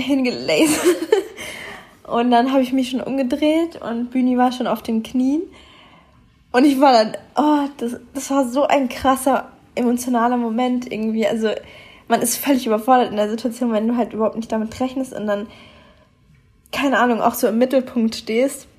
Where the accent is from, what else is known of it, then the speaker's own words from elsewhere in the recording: Munich, Bavaria, Germany; moved away as an adult; also born or lived in Düsseldorf; now in Australia; ich komme ja eigentlich aus München